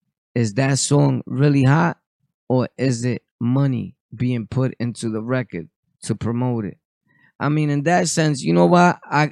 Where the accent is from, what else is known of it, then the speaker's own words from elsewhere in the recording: Bushwick, New York, United States; I grew up in Bushwick.